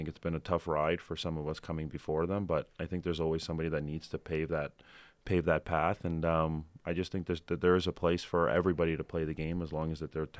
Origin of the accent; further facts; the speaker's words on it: Toronto, Ontario, Canada; Obviously, where I'm from Toronto, it's so different walking into a Raptors game than it is walking into to a Leaf game.